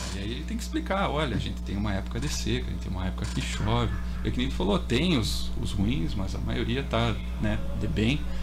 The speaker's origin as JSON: {"language": "Portuguese", "country": "Brazil", "said": "sou do Brasil"}